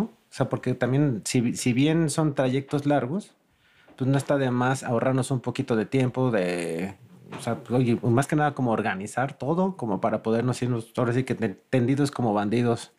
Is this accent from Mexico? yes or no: yes; Mexico City, Mexico; como chilango